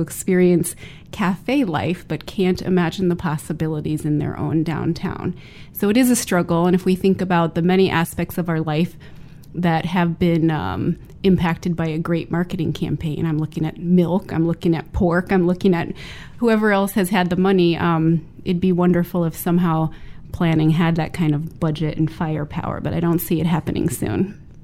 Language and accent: English; Midwest, United States; moved away; my hometown, which is a small Midwestern city with a liberal arts college